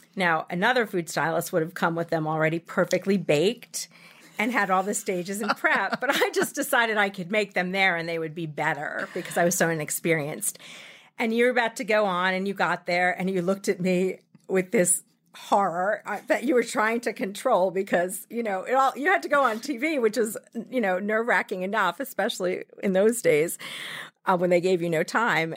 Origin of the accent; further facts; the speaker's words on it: Massapequa, New York, United States; also born or lived in San Francisco; I grew up in Massapequa.